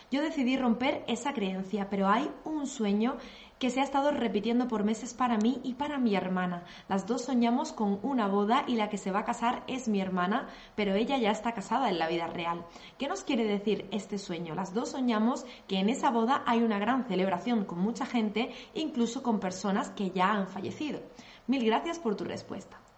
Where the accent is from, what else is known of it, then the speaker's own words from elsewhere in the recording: Colombia; Soy de Colombia